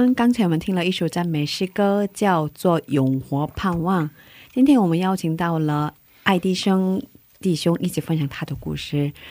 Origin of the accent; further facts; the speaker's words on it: South Korea; Chinese is a second language; 因为我作为韩国人，真的